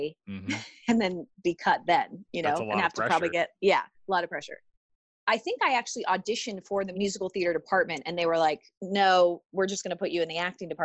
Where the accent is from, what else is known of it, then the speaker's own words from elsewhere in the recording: San Diego, California, United States; I'm an actress in Hollywood, but I was born and raised in San Diego